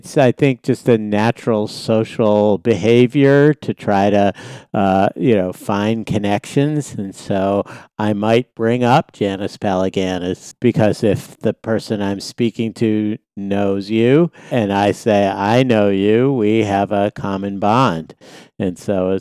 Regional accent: Boston, Massachusetts, United States; I'm from Boston

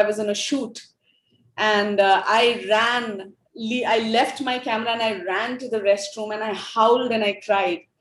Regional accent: Ranchi, Jharkhand, India; first language Hindi; English is a second language; moved away as an adult; also born or lived in Delhi / Mumbai / Bangalore / United States; I'm from India, born and raised in Ranchi

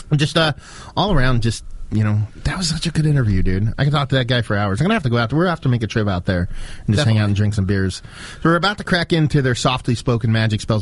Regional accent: northeastern Pennsylvania, United States; also born or lived in New Jersey; I grew up in northeastern PA, so I'm, I'm pretty much dead center between New York and Philly

